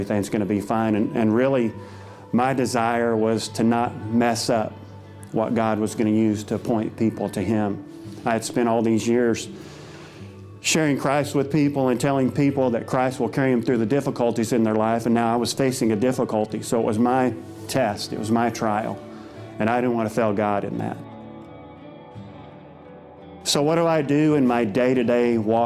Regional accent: Dewey, Oklahoma, United States; I grew up in Dewey, Oklahoma, northeast Oklahoma

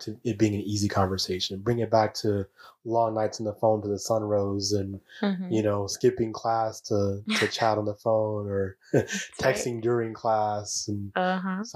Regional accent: Chicago, Illinois, United States; moved away; I was Chicago born and bred and convinced I was going to live and die in Chicago

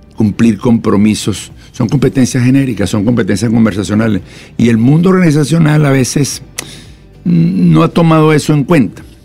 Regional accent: Venezuela; moved away; also born or lived in Colombia; yo soy venezolano de origen, también tengo nacionalidad colombiana

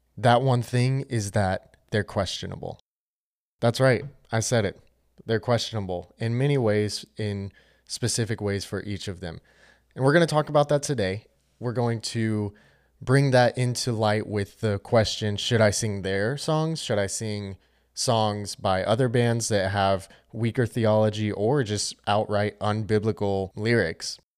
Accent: Charlotte, North Carolina, United States; I'm from Charlotte, North Carolina

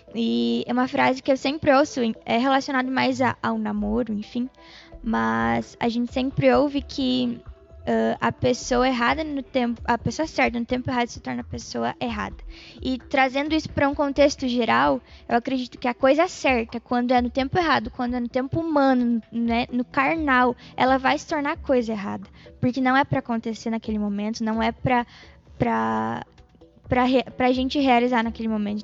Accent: Brazil; a nossa cultura como brasileiros

